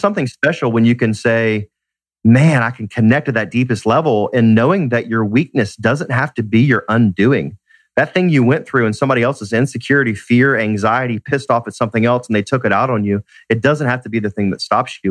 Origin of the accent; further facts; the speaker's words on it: Atlanta, Georgia, United States; Born and raised in Atlanta, love being in my city